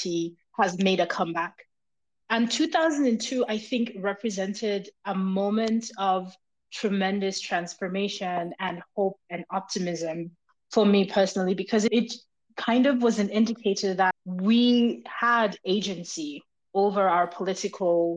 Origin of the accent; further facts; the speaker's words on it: Kenya; as a Kenyan